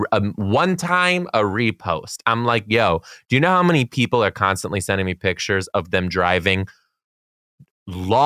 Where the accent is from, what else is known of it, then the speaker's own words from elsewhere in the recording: Midwest, United States; we're from the Midwest